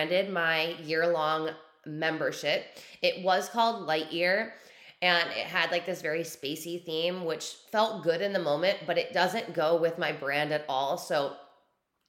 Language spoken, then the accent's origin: English; New York, United States; moved away; I'm a New Yorker born and raised. I don't live there right now, but born and raised New Yorker